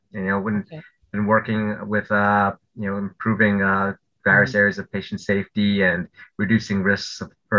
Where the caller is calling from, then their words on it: Millburn, New Jersey, United States; I'm joining you from New Jersey. I live in New Jersey, town called Millburn, New Jersey. People might know it by the mall that's near us, Short Hills Mall.